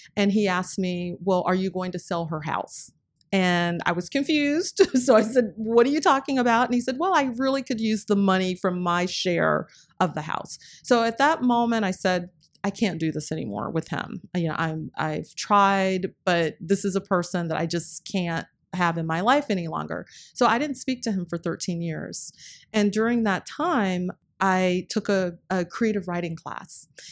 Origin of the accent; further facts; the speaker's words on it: North Carolina, United States; I grew up in North Carolina